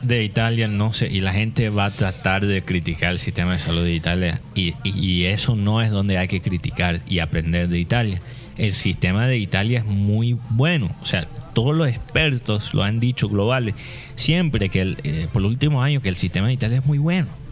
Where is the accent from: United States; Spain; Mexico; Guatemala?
United States; Spanish is a second language; moved away as an adult; now in Barranquilla, Colombia; soy gringo, soy gringo